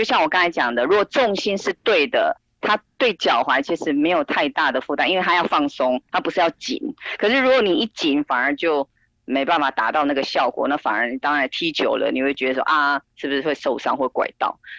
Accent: Taiwan; 更何况我们台湾人

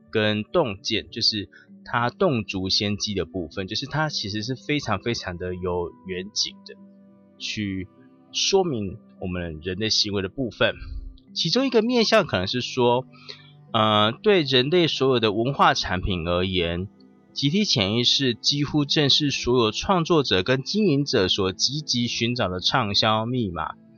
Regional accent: Taiwan; 我们台南人都会讲吼、嘿、大、吼，但是语言的部分，但我们台湾人就是会这么讲话。

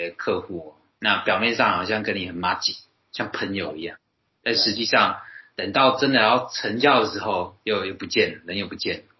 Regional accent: Taoyuan, Taiwan; 例如说我台语很烂，那可能人家笑说啊你瓦新啦，然后是你是客家人嘛，因为跟我桃园来的嘛，那你说我是客家人

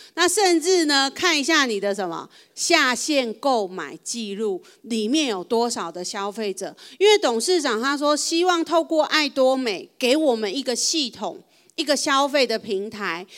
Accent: Taiwan

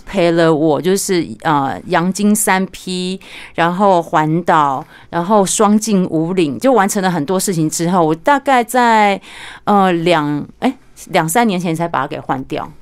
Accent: Pingtung County, Taiwan; moved away; 我小时候我来自屏东，你知道乡下

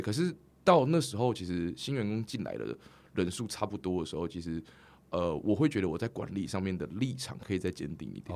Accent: Taiwan; 我是来自于台湾，我们住在隔壁啊

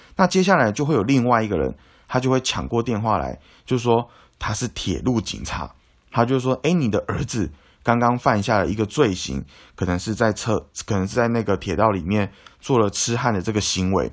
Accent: Taiwan; 我们台湾人

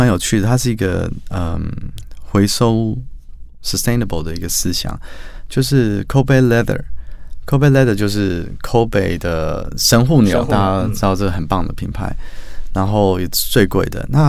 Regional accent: New Zealand; also born or lived in Australia / Sweden / Japan / United States; now in Taiwan; 我从小是从纽西兰长大，然后再到澳洲、瑞典、日本、美国。所以那时候我回来台湾的时候

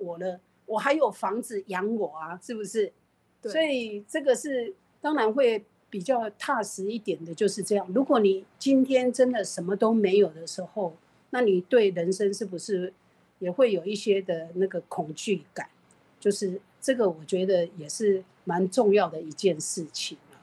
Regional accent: Taiwan; 我们台湾话

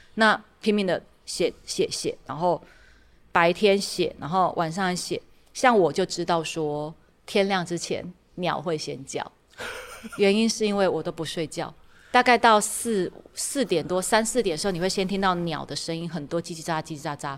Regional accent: Tainan, Taiwan; moved away as an adult; 我是台南人

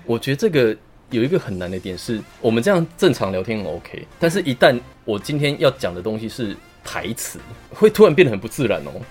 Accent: Taiwan; 我们台湾也有自己的文化

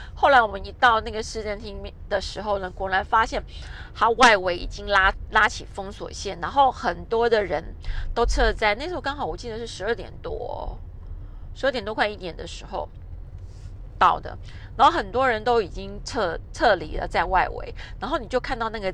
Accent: Taiwan; 两个日本人跟两个台湾人这样搭配，刚好大家可以用自己的母语在沟通。

